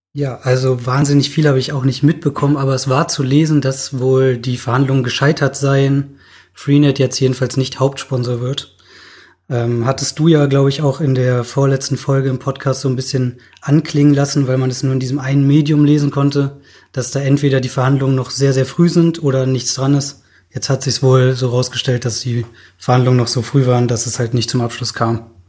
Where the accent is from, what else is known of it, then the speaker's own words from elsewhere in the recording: Berlin, Germany; moved away as an adult; now in Münster, Germany; ich komme auch aus Berlin